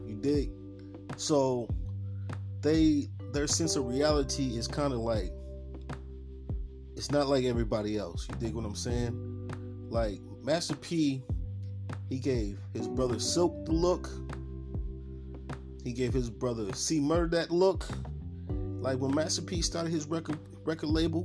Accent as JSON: {"language": "English", "town": "Buffalo", "region": "New York", "country": "United States", "tie": "born or raised there", "said": "Growing up in Buffalo, New York, east side of Buffalo in the 80s and 90s"}